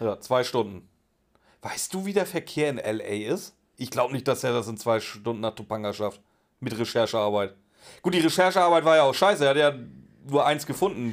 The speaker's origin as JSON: {"language": "German", "town": "Pinneberg", "region": "Schleswig-Holstein", "country": "Germany", "said": "ich komme aus dem Norden, da sind noch glückliche Kühe."}